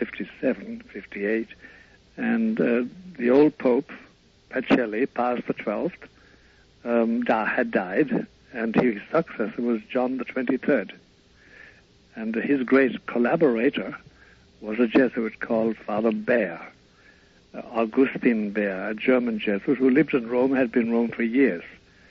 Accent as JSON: {"language": "English", "region": "County Kerry", "country": "Ireland", "tie": "born there", "said": "I was born in Ireland, of course, in Kerry, in Ireland, but way back in 1921."}